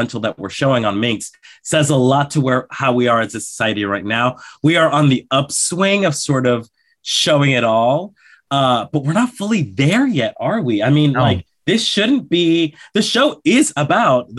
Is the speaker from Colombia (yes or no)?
yes; Colombia; moved away; I was born in Colombia, in South America